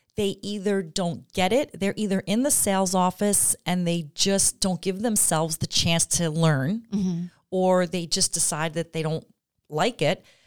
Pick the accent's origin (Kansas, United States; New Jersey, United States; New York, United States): New York, United States; Long Island; moved away as an adult; now in Glens Falls, United States; I grew up on Long Island, but I have lived here longer now than I okay. ever did on Long Island